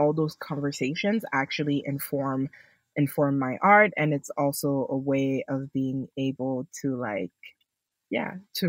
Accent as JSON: {"language": "English", "country": "DR Congo", "tie": "born there", "said": "I was born in Congo, so a lot of the things that, like, I know and, like, and a lot of the things that I use are also things that I've, like, experienced"}